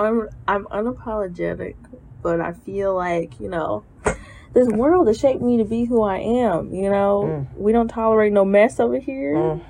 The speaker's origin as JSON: {"language": "English", "town": "St. Louis", "region": "Missouri", "country": "United States", "tie": "born or raised there", "also_born_or_lived": "Milwaukee, Wisconsin", "said": "I'm originally from Milwaukee, but I moved to St. Louis when I was 8. I graduated from Truman State University in 2015."}